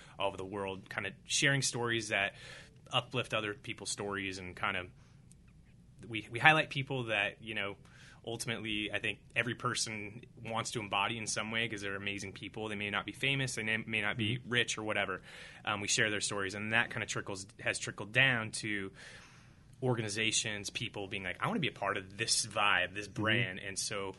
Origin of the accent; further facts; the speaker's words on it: Whittier, California, United States; moved away as an adult; I had a good experience growing up in Whittier